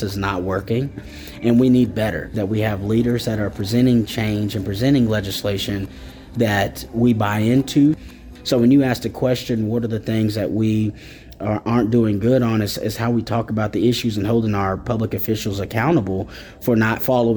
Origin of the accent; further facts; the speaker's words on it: Wagoner, Oklahoma, United States; I'm from Wagner, Oklahoma.